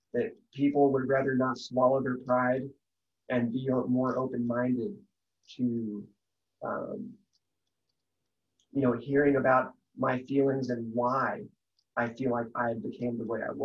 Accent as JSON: {"language": "English", "region": "Texas", "country": "United States", "tie": "born or raised there", "said": "I got an even better job in the aerospace industry back in my home state of Texas"}